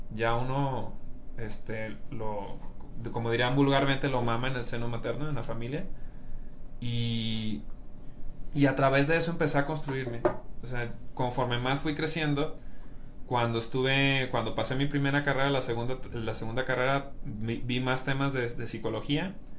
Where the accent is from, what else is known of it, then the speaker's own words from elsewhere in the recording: Mexico; yo soy mexicano